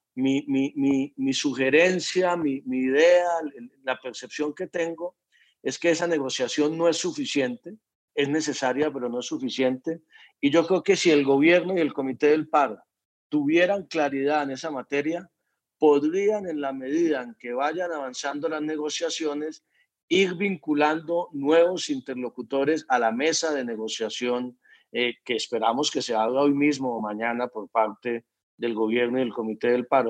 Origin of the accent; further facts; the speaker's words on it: Colombia; como colombiano